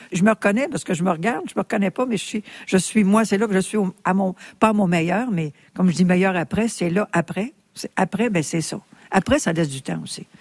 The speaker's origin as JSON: {"language": "French", "region": "Quebec", "country": "Canada"}